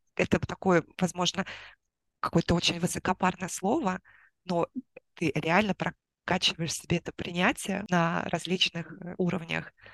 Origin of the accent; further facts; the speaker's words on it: Moscow, Russia; moved away as an adult; now in Vietnam; я из Москвы